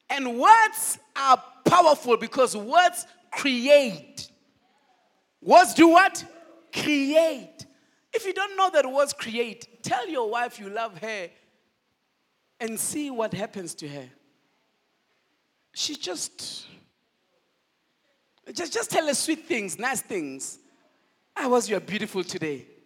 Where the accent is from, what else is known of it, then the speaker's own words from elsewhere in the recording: Nigeria; No, I did not know which side to belong because I love South Africa, but I'm a Nigerian.